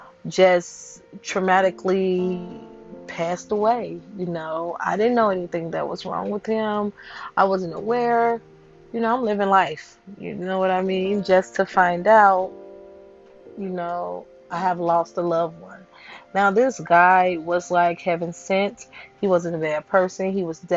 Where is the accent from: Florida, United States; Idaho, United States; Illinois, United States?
Illinois, United States; Chicago; I am from Chicago, Illinois.